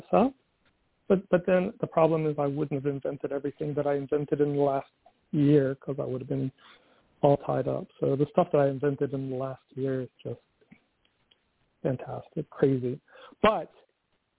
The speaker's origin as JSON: {"language": "English", "country": "United States", "said": "I'm an American. I grew up, you know, my father hated the Russians"}